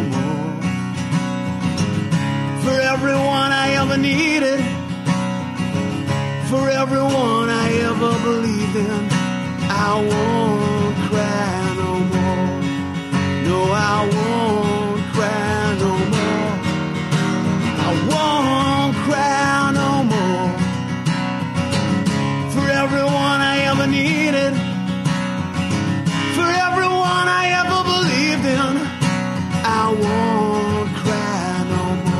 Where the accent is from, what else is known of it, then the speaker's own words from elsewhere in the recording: Belfast, Northern Ireland, United Kingdom; moved away; we were just talking about growing up in East Belfast